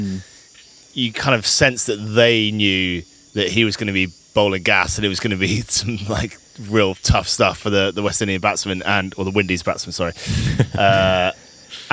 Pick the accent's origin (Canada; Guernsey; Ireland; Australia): Guernsey; we come from Guernsey